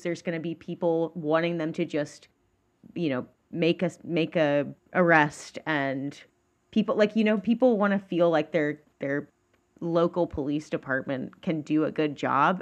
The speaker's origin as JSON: {"language": "English", "region": "Georgia", "country": "United States", "said": "I'm from Georgia"}